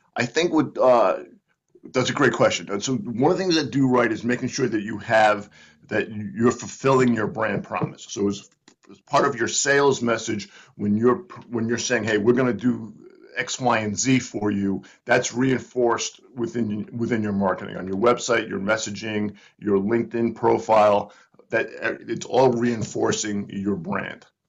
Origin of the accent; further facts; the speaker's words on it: Providence, Rhode Island, United States; moved away as an adult; now in Northern Virginia, United States; I grew up in Providence